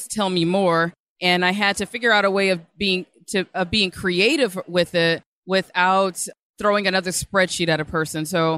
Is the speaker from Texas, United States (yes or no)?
no; Birmingham, Alabama, United States; I love my people from Alabama